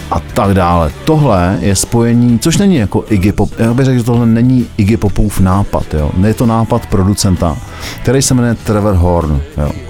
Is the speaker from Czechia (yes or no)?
yes; South Bohemian Region, Czechia; Já jsem taky Jihočechem uh, eh, víc než Budějčákem, ale to je jiný příběh.